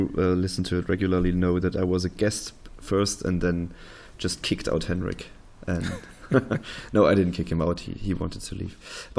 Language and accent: English; Dresden, Saxony, Germany; I was born in Dresden